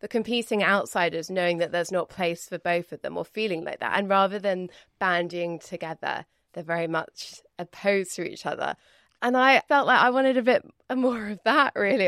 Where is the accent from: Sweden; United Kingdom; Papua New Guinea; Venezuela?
United Kingdom; as a Brit